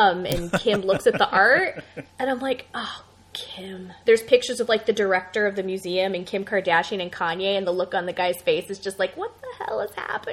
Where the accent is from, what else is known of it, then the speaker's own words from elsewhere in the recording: Orange County, Southern California, United States; I'm from Southern California, so I'm from Orange County, which is adjacent.